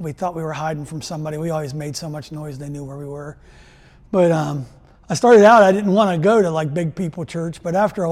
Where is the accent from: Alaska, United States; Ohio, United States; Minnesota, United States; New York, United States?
Ohio, United States; Steubenville; I grew up in Steubenville, Ohio